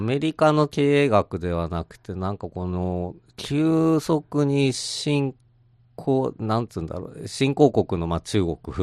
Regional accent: Tokyo, Japan; その私東京の人間なんですけども

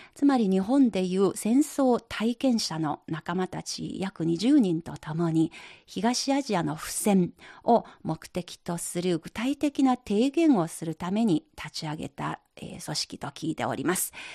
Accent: China; 私たち中国人

